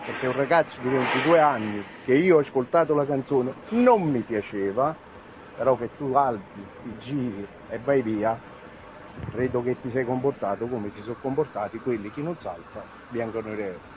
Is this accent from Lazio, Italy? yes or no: no; Naples, Campania, Italy; moved away; also born or lived in northern Italy; io sono napoletano e abito a nord